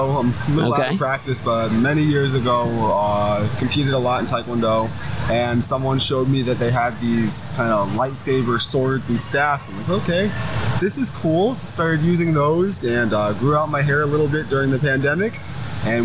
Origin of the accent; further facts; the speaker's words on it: South Florida, United States; I'm from the South Florida area